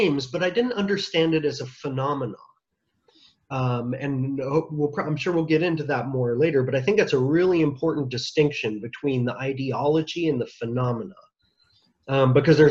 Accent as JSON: {"language": "English", "country": "United States", "said": "I'm an American"}